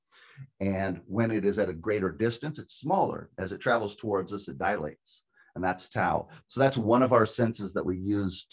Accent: California, United States; moved away as an adult; also born or lived in Washington; I'm from California, but I lived and worked in Washington for 20 years training hitters

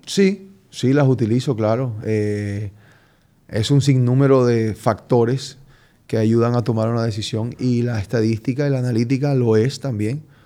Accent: Colombia; yo soy colombiano

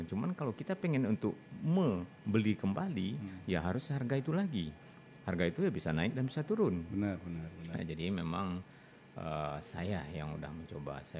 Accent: Bukittinggi, West Sumatra, Indonesia; pernah di Lampung, pernah di Pulau Bangka, pernah di Jambi, pernah di kampung halaman saya sendiri Bukit Tinggi, pernah ke Bungkulu, ke Lubuk Linggau, ke Curug.

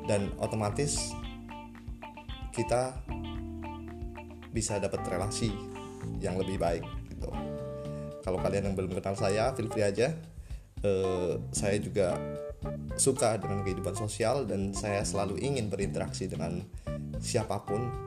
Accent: Central Java, Indonesia; saya sendiri pun berasal dari Jawa Tengah

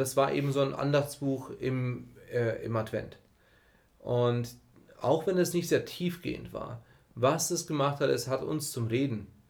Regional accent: Germany; so hochqualifizierte Deutsche, wir sind aus dem Westen

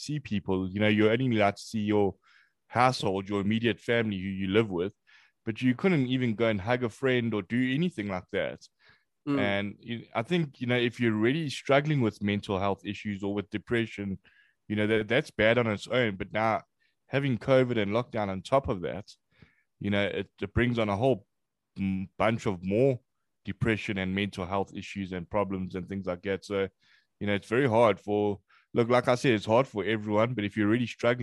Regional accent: Durban, KwaZulu-Natal, South Africa; moved away as an adult; now in Johannesburg, South Africa; I was actually born here. But then I went to a place in Durban. To another city. I went there and I spent most of my life in Durban. Yeah, that's where I grew up

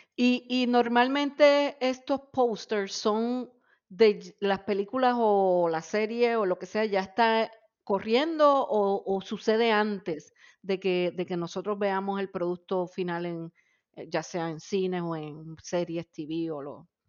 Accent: Naguabo, Puerto Rico; moved away; me, crié en Nahuatl y la gente me pregunta de dónde eres y yo, de Nahuabo

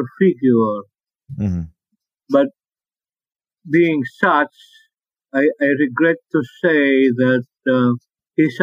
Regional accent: Philippines; English is a second language; Filipinos have a very great problem with language, because, like myself, when I write in English, it's not my mother tongue

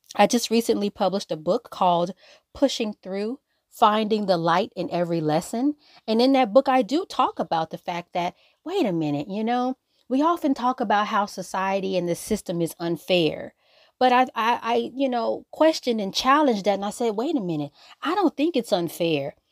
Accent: Los Angeles, California, United States; I'm from South Central Los Angeles. I literally live down the street from where Nipsey Hussle was killed on Crenshawn Slauson.

